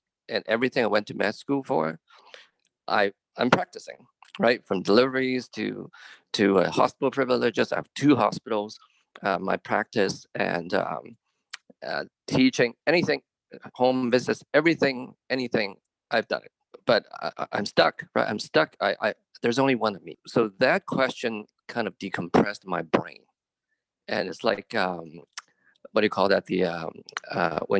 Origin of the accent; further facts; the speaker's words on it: Sherwood Park, Alberta, Canada; I'm from Sherwood Park, which is a suburb, little hamlet actually outside of Edmonton